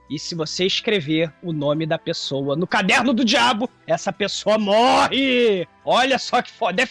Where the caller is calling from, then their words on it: Barretos, São Paulo, Brazil; tenho 34 anos e sou de Barreto, São Paulo.